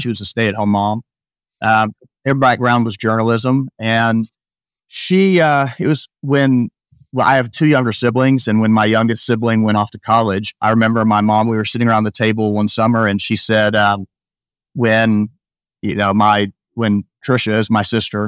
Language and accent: English; Rogers, Arkansas, United States; moved away as an adult; also born or lived in Baltimore, Maryland; I grew up in Northwest Arkansas, Rogers, Arkansas